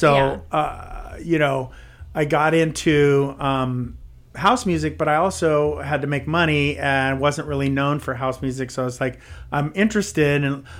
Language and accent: English; San Francisco, California, United States; So I'm from San Francisco. It's not like I've never seen a drag queen before or anything